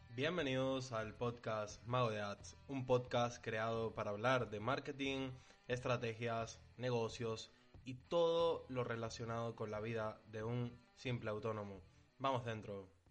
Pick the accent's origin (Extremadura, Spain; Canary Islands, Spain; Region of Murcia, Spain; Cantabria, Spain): Canary Islands, Spain; Tenerife; yo soy de Tenerife